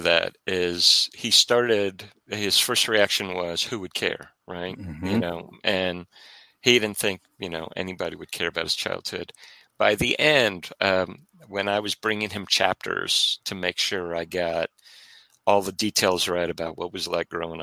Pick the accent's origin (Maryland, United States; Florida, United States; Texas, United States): Maryland, United States; growing up in Maryland, we were very close to a bunch of Civil War battlefields